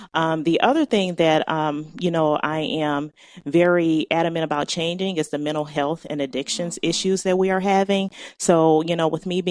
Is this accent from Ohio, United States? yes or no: yes; Cleveland, Ohio, United States; I've been an Ohioan all my life. Went to Cleveland Public Schools